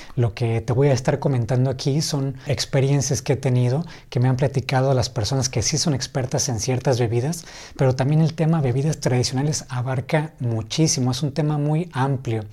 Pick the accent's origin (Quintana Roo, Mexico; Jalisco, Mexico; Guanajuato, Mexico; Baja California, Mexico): Baja California, Mexico; Ensenada; aquí en Ensenada, de donde soy